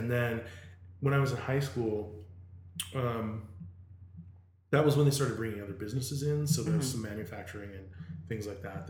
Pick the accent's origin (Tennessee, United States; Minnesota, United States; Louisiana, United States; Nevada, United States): Nevada, United States; Las Vegas; moved away; also born or lived in Los Angeles; I grew up in Vegas, which is a tourist mecca, and I mean, it literally lives on tourists.